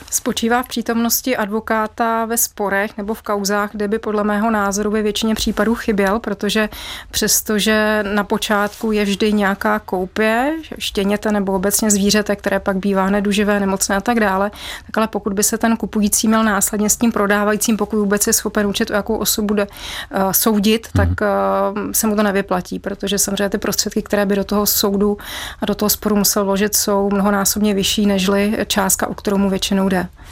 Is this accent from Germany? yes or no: yes; Bavaria, Germany; now in Czech Republic; mám rodinu v Německu a vyrůstala jsem v Bavorsku